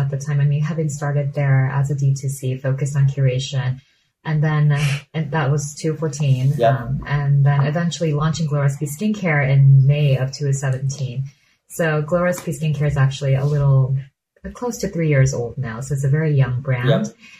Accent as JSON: {"language": "English", "country": "South Korea", "tie": "born or raised there", "said": "It was laddering up to a skincare philosophy that we grew up with in Korea, where skincare is a joy and it's sensorial and it's entertaining"}